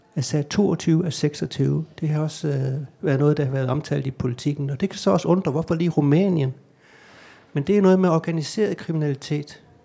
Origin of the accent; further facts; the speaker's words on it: Gram, Southern Denmark, Denmark; now in Copenhagen, Denmark; jeg kommer ind fra hjertet af hjertet af Danmark